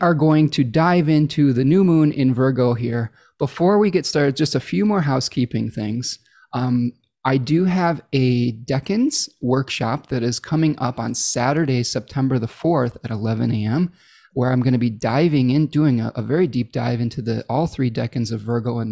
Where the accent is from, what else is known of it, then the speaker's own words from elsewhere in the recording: Michigan, United States; Michigan, my home state here